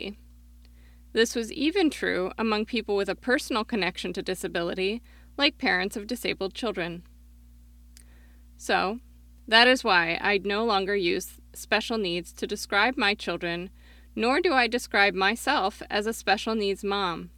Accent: Oregon, United States; my home state of Oregon

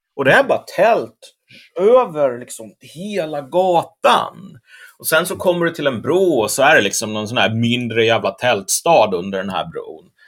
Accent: Sweden

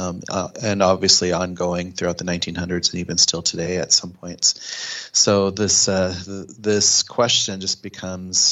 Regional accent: Pine Ridge Reservation, South Dakota, United States; moved away as an adult; now in Minneapolis, United States; growing up on Pine Ridge Reservation and being enrolled with the Oglala Lakota Sioux tribe

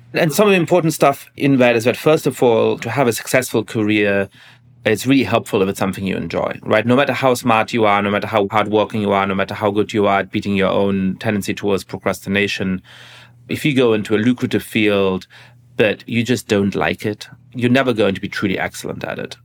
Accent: Germany; moved away; growing up in Germany

